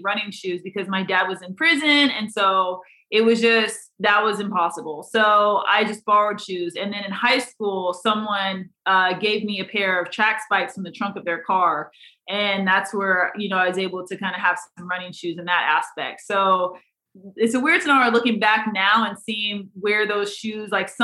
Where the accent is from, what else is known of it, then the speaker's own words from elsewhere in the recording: Iowa, United States; growing up in Iowa, that's just obviously where I'm from. So I wanted to honor the people in the area where I was raised